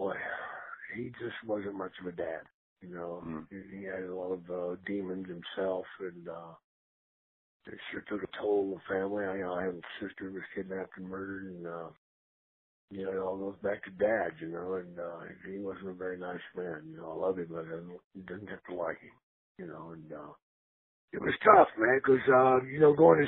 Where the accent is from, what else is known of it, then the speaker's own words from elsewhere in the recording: Gainesville, Texas, United States; I was raised in Gainesville, Texas